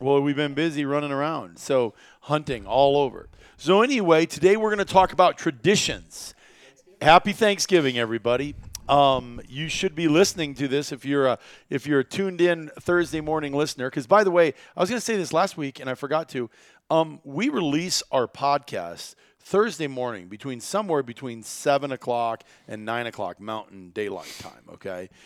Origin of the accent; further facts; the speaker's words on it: Iowa, United States; growing up in Iowa, it involved pheasant hunting.